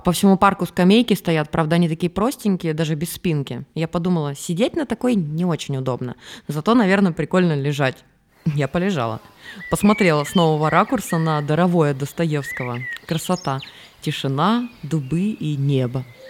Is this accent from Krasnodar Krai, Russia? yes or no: yes; Krasnodar Krai, Russia; Я же с Кубани, там никому не надо рассказывать, что такое мазанка, у нас их там много, ничего особенного